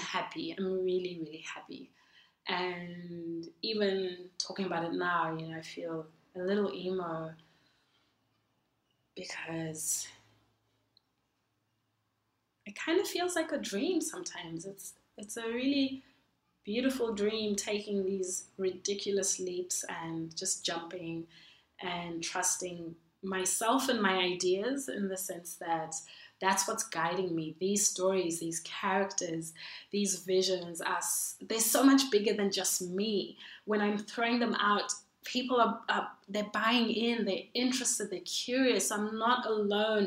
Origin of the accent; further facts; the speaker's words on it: Zimbabwe; also born or lived in Perth, Australia; now in Melbourne, Australia; Originally, I'm from Zimbabwe